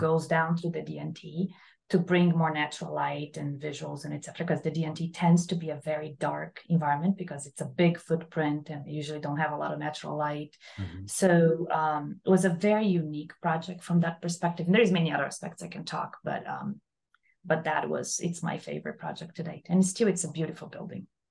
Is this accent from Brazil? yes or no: yes; Brazil; moved away as an adult; also born or lived in Columbus, Ohio; now in Miami, United States; I'm from Brazil originally, by the way. I did my undergrad in Brazil.